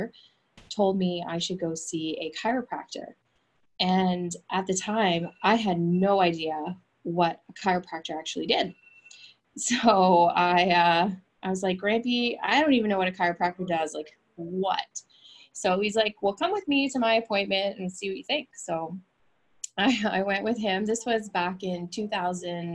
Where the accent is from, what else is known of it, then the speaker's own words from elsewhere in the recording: Fredericton, New Brunswick, Canada; moved away as an adult; also born or lived in New York, United States / Maine, United States; I grew up in Canada, Fredericton, New Brunswick